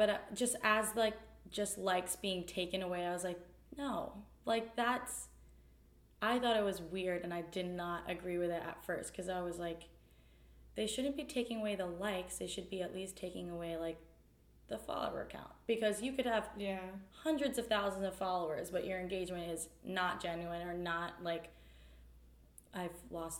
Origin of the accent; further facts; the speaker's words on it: New Jersey, United States; also born or lived in Raleigh; I was from New Jersey and I lived in Apex, like, / Raleigh. Like, I knew concrete all my life.